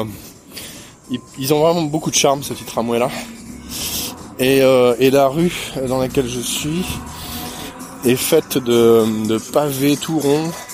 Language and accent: French; France; je suis français, je voyage dans le coin un petit peu